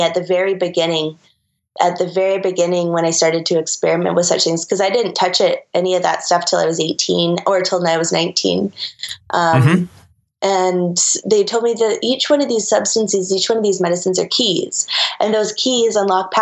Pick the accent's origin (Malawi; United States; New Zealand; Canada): Canada; Skeetchestn, Secwepemc Nation, British Columbia; I'm from Skeechiston, which is in the Shikwatma Nation. Up here in British Columbia.